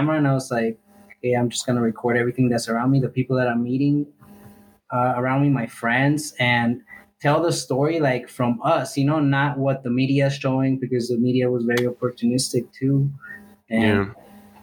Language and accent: English; United States; now in Mexico; I grew up in the States and I was in the marches fighting for the Dream Act